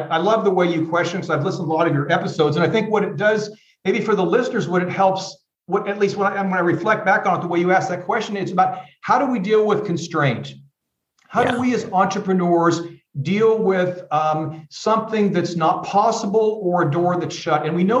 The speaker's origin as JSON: {"language": "English", "region": "Iowa", "country": "United States", "tie": "born or raised there", "also_born_or_lived": "California", "moved": "as an adult", "lives_now": "Germany", "said": "I'm also a Midwest guy like you are. I grew up in Iowa, studied psychology and criminology, went to California."}